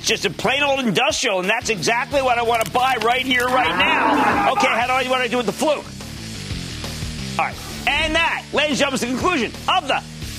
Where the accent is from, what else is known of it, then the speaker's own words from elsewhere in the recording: Pennsylvania, United States; I'm from the Commonwealth of Pennsylvania